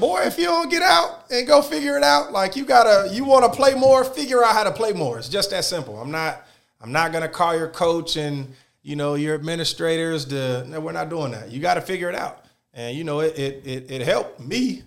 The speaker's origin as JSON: {"language": "English", "region": "Georgia", "country": "United States", "said": "I'm from Georgia"}